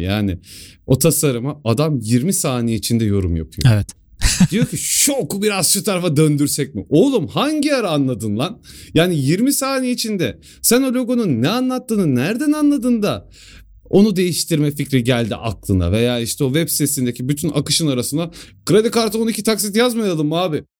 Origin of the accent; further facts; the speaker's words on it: Sivas Province, Turkey; ben Sivaslıyım